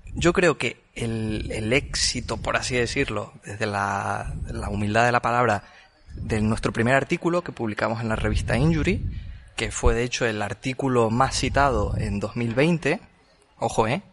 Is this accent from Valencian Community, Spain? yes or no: no; Tenerife, Canary Islands, Spain; moved away; yo soy de Tenerife, entonces tengo muchos amigos ahí